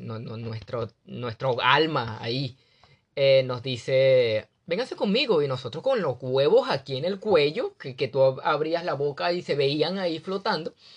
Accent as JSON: {"language": "Spanish", "country": "Venezuela", "moved": "as an adult", "said": "soy venezolano, un joven venezolano"}